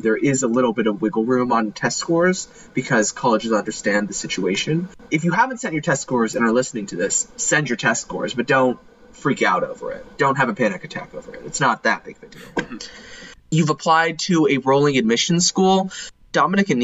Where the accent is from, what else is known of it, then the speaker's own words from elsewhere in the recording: Texas, United States; my home state of Texas